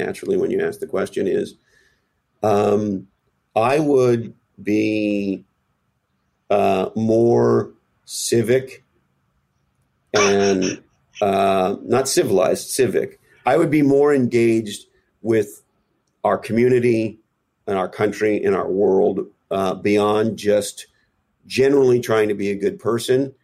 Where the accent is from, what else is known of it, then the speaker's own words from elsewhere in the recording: Canada; moved away as an adult; now in United States; I grew up in Canada, but I have lived here for approximately 25 years or so